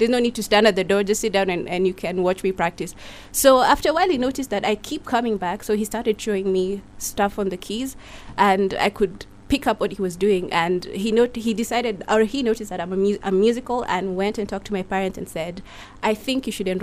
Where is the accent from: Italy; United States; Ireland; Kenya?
Kenya; Nakuru, Nakuru County; I was born and raised in Nakuru